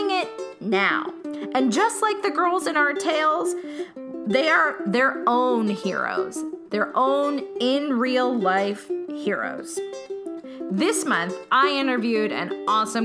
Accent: Old Bridge, New Jersey, United States; now in Brooklyn, United States; I'm in Brooklyn now, but I grew up in a place called Old Bridge, New Jersey

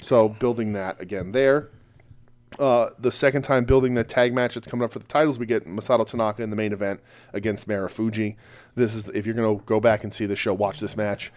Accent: United States; we're American

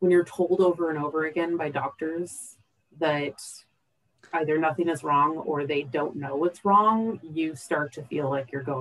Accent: Seattle, Washington, United States; I grew up in the Pacific Northwest, so I was a huge nature person. I grew up in the Seattle area of Washington State.

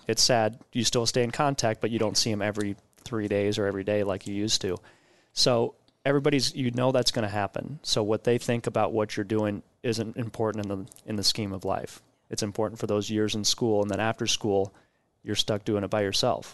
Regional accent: Omaha, Nebraska, United States; also born or lived in Riyadh, Saudi Arabia; we came back to Omaha and have been in Elkhorn Public Schools through all my schooling and went to college at U N O.

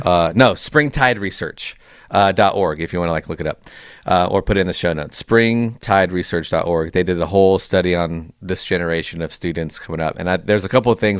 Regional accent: Chino, California, United States; Chino's where I, I, uh, born and raised, still live there now

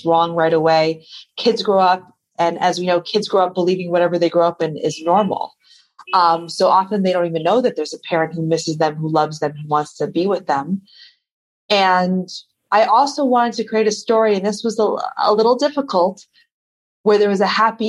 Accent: the Hamptons, Long Island, New York, United States; I grew up in Long Island, New York, but I grew up in a very particular part of Long Island, which some people might have heard of, called the Hamptons

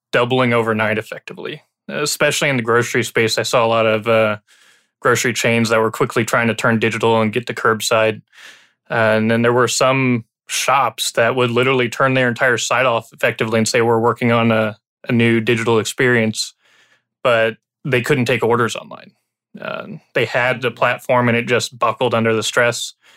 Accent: Illinois, United States; now in Texas, United States; I grew up in Illinois

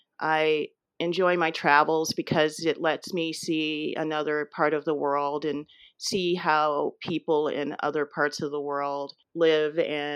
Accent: Los Angeles, California, United States; moved away as an adult; also born or lived in St. Louis, Missouri / Boston; Yes, I was born and raised in Los Angeles, and I stayed there until about 10 years ago.

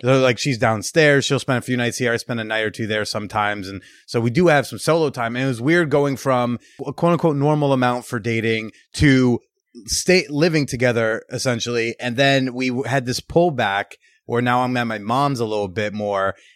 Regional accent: Bergen County, New Jersey, United States; being from Bergen County, New Jersey

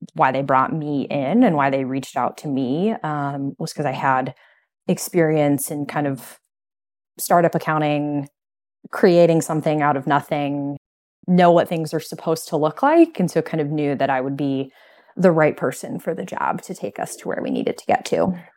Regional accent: Midwest, United States; moved away as an adult; now in Chicago, United States; we're from the Midwest originally

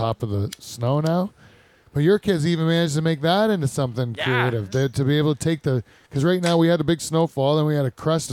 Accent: Norfolk County, Ontario, Canada; accent: Norfolk County; continue to talk full on Norfolk County accent and never stray from it

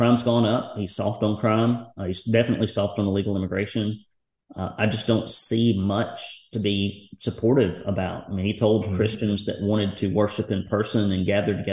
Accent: Tennessee, United States; in my hometown, 5 minutes from my house and business

